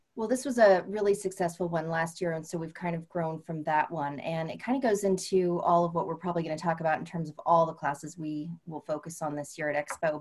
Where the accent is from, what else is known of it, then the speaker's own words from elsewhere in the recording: California, United States; moved away as an adult; I'm originally from California